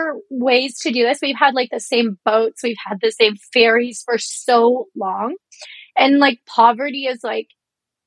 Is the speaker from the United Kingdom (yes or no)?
no; Reserve in Georgian Bay, Ontario, Canada; moved away; Growing up on the Reserve, it does feel like a forgotten place in Canada